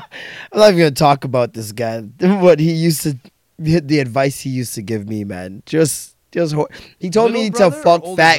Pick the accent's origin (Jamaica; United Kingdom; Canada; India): Jamaica; I'm Jamaican, man.